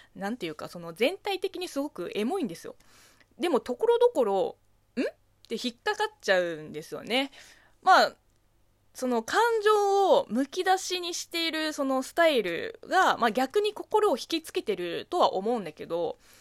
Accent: China; Japanese is a second language; 中国生まれ、中国育ちの私

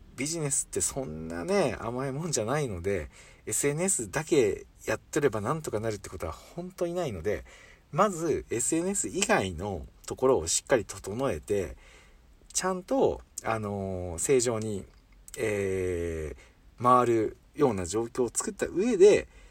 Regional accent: Hiroshima, Japan; accent: Hiroshima dialect; 今広島弁が出ましたけど

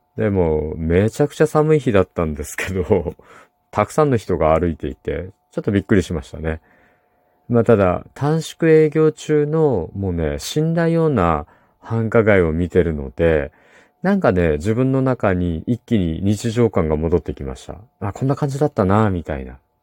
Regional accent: Kumamoto, Japan; 私の地元の熊本

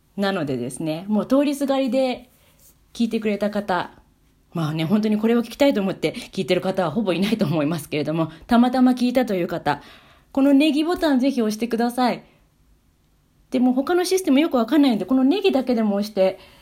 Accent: Tokyo, Japan; moved away as an adult; also born or lived in Wales; now in Sweden; 私あの東京の渋谷出身だったので

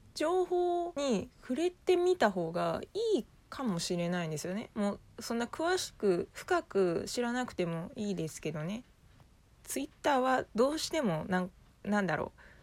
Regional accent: Kobe, Hyogo, Japan; 地元の神戸

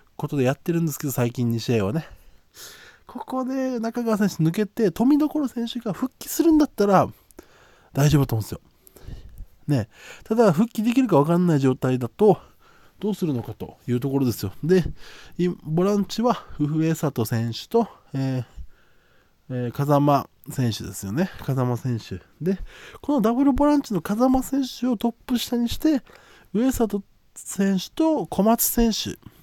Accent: Okinawa, Japan; 僕の地元、ここ、沖縄の

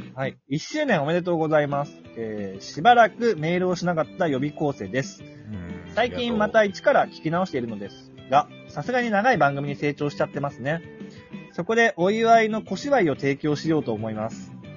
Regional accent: Malaysia; moved away as an adult; also born or lived in Japan; now in Thailand; マレーシアで育って、で、その十年間、大学は日本に行って、そっから十年間日本にいましたけど、今こうしてタイにいて

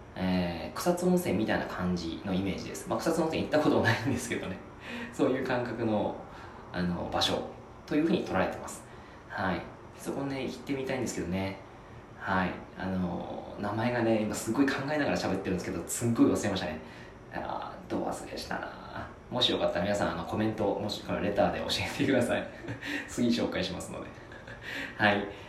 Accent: Yamagata, Japan; moved away as an adult; 僕ですね、山形出身なんですね。

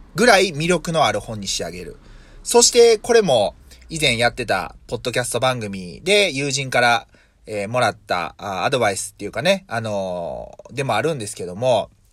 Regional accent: Yokkaichi, Mie, Japan; accent: Nagoya dialect; 三重県、まあ、四日市でどっちかというと名古屋寄りなんで、まあ、名古屋弁

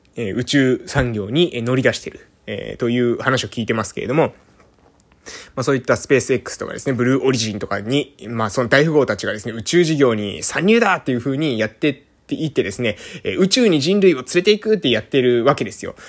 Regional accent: Amami Oshima, Kagoshima, Japan; 鹿児島県の奄美大島のえ某村に生まれて、今ですね、地域おこし協力隊として自分の村にいる

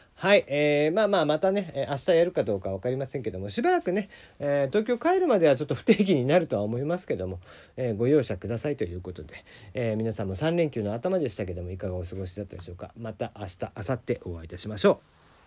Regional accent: Kagoshima, Japan; 地元鹿児島

